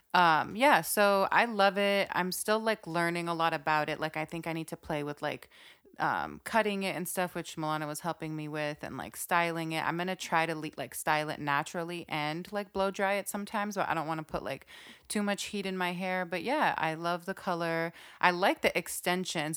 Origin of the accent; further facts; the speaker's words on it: Saudi Arabia; when I grew up in Saudi